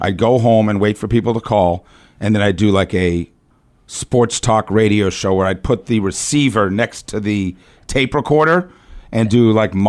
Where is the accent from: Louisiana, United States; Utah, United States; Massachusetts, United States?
Massachusetts, United States; Boston; now in Atlanta, United States; So I was born in Boston, Massachusetts, one of the great sports towns in America.